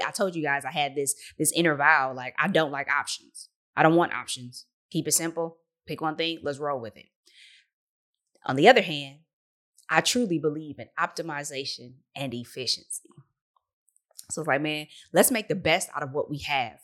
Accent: Detroit, Michigan, United States; I'm from the Motor City three one three

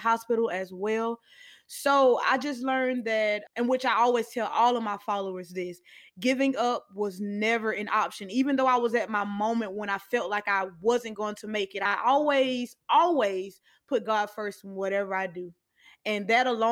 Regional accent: Albany, Georgia, United States; my hometown, Albany, Georgia

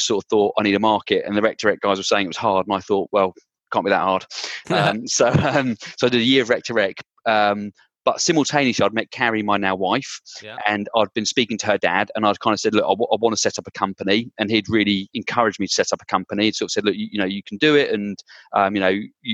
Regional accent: Bedfordshire, East of England, United Kingdom; I grew up in Bedfordshire, kind of between Milton Keynes and Bedford.

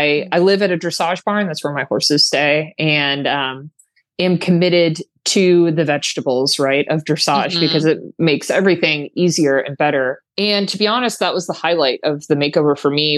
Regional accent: Florida, United States; it was quite cold for us Floridians

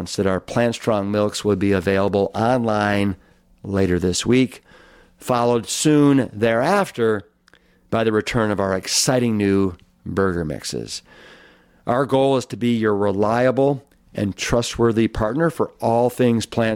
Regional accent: Cleveland, Ohio, United States; now in Austin, United States; my hometown of Cleveland, Ohio

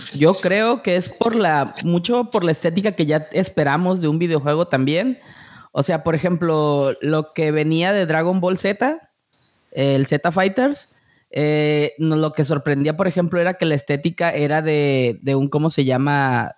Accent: Mexico; a todos los que vivimos los noventas, la explosión del anime aquí en México

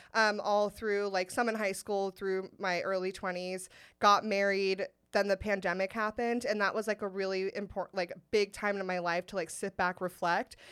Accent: Sacramento, California, United States; I went to Saint Ignatius in Sacramento

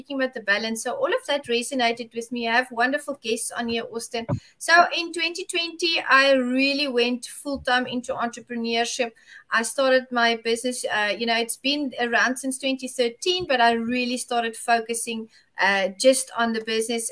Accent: South Africa; from South Africa

